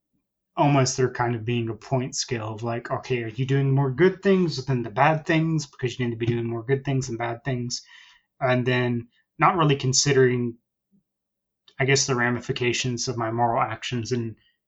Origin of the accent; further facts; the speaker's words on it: Central Texas, United States; I'm in Texas, so in the Central Texas area. So born and raised in that area